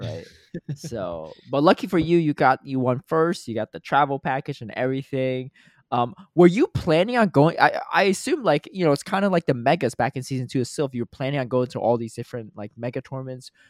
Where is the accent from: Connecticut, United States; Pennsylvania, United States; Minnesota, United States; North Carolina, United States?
Connecticut, United States; moved away; I grew up in Connecticut, so my mom still lives there